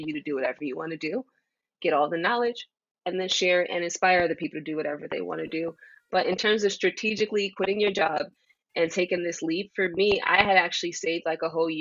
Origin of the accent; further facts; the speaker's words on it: New York City, New York, United States; I am from Jamaica, Queens